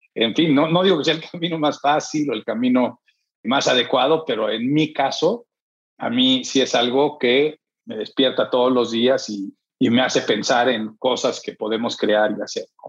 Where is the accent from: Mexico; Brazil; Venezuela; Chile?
Mexico; also born or lived in San Diego; estoy aquí, pero yo soy mexicano